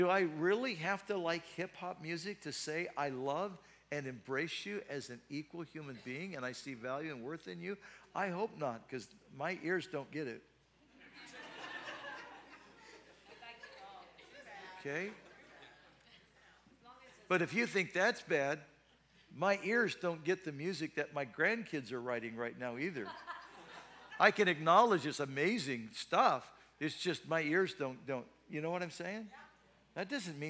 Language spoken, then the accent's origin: English; United States; If you're American, Caucasian, like I am, and you're a Heinz 57